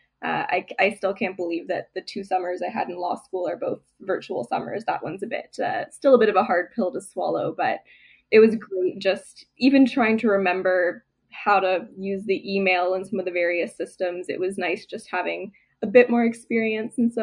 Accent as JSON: {"language": "English", "country": "Canada", "said": "the other Canadians"}